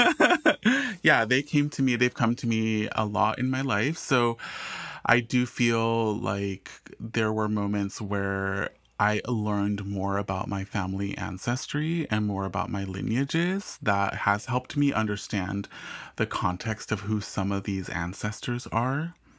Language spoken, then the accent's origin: English; Southern California, United States; also born or lived in England; growing up in Southern California